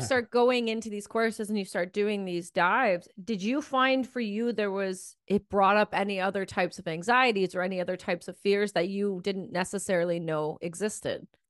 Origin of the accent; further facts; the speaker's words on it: Ontario, Canada; when I grew up in Ontario